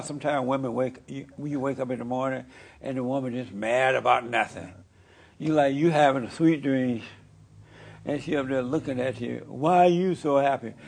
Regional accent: Alabama, United States; moved away; I grew up in Alabama.

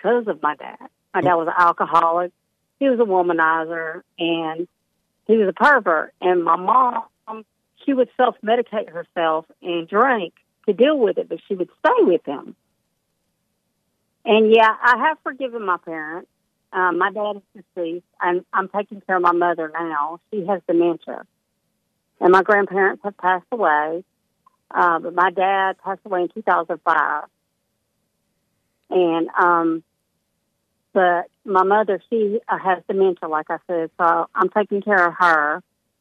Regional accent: Columbus, Georgia, United States; moved away as an adult; now in Kentucky, United States; I'm originally from Columbus, Georgia.

